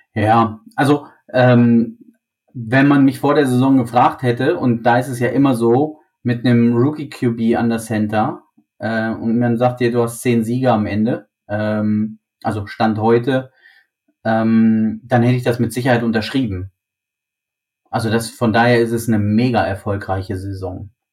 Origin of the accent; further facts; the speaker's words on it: Germany; für uns als, als, als Deutsche, als, als Mitteleuropäer